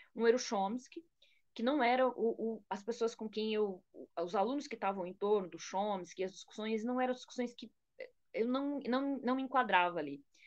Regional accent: Brazil; como brasileira

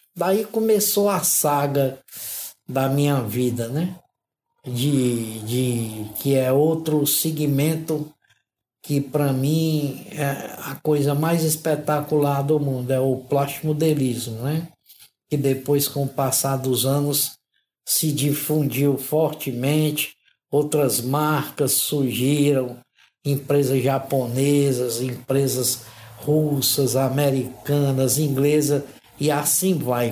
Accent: Fortaleza, Ceará, Brazil; moved away as an adult; now in Joinville, Brazil; eu sou nordestino, sou cearense, apesar de ser a, de ter ascendência italiana, que sou neto de italianos

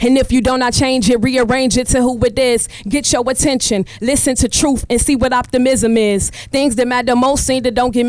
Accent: Chicago, Illinois, United States; I'm from Chicago

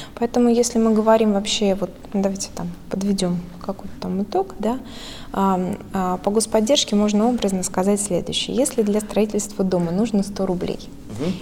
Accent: Smolensk Oblast, Russia; moved away; я выросла э, в Смоленской области

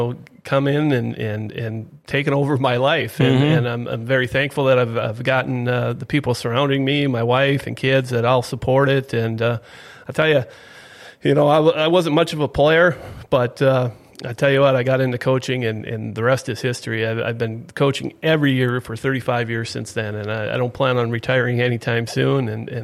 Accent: East Grand Forks, Minnesota, United States; I grew up in East Grand Forks, graduated from there, and basically got right into coaching.

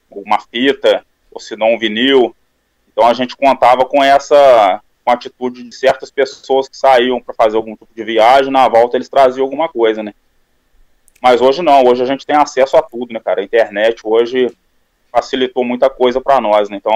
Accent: São João del Rei, Minas Gerais, Brazil; E nasci aqui mesmo, aqui em Minas Gerais, em São João Del Rei. que é próximo de Belo Horizonte, uns 180 quilômetros, mais ou menos.

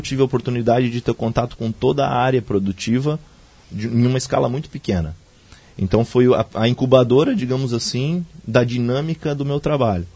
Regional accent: Joinville, Presidente Nereu, Santa Catarina, Brazil; depois que eu nasci em Joinville, depois quando criança, início da adolescência, a gente foi morar numa cidade muito pequena, uma das menores do estado, Presidente Nereu

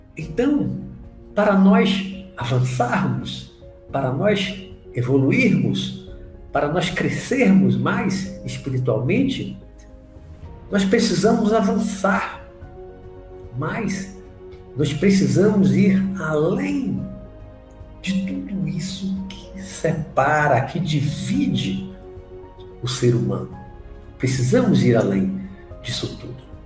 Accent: Brazil; eu sou brasileiro, eu, eu entendo mais o português

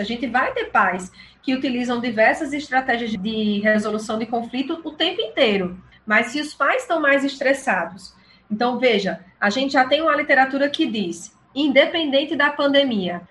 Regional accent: São Paulo, Brazil; now in João Pessoa, Brazil; eu moro em João Pessoa, mas sou paulista

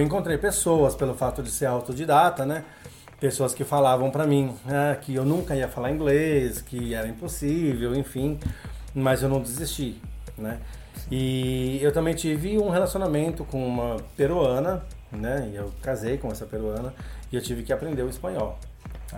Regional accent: Brazil; first language Portuguese; ter sido o único brasileiro no meio deles

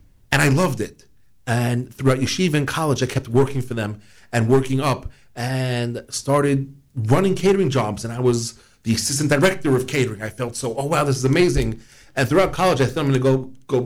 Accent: New York City, New York, United States; I grew up in Queens, New York

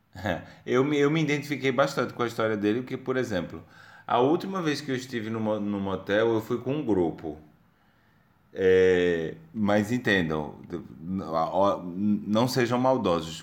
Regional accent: Pernambuco, Brazil; accent: nordestino; moved away as an adult; now in Portugal; rei pernambucano em terras lusitanas.

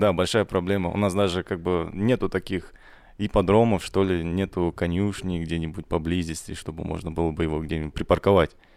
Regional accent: Kazakhstan; мы же все казахи

